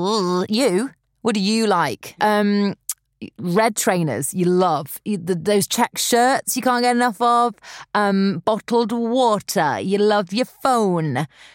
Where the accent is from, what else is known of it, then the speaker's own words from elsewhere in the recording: Nottingham, East Midlands, United Kingdom; we're both from Nottingham.